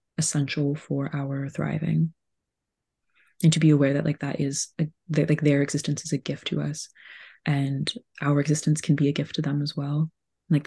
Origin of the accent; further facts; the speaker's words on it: Laval, Quebec, Canada; also born or lived in Gaspé; now in Montreal, Canada; I have a home that I grew up in Laval, which is just across the water.